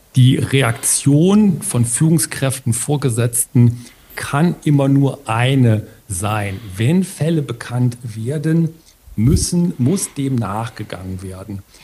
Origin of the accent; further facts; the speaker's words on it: Ruhr area, North Rhine-Westphalia, Germany; bei uns im Ruhrgebiet